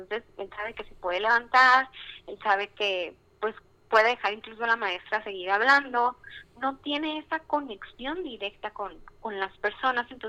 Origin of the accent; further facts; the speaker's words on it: Culiacán, Sinaloa, Mexico; como dijo Ricardo, soy de Culiacán